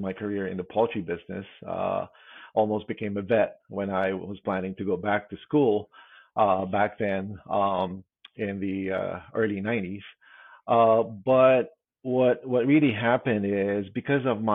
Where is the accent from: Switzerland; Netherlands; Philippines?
Philippines; moved away as an adult; now in United States; I was born and raised in the Philippines. And I actually moved here in the States back in 1999